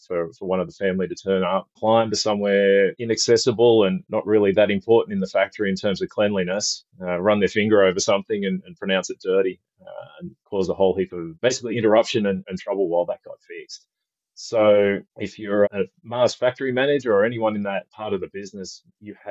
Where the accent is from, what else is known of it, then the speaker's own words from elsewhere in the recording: Australia; As you can probably tell from the accent, I'm from Australia. I live on the West Coast